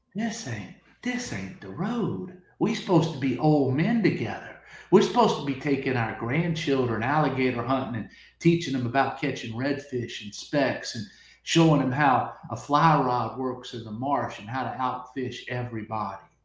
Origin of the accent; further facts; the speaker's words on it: Lake Charles, Louisiana, United States; I was born in Lake Charles, Louisiana. I grew up in paradise.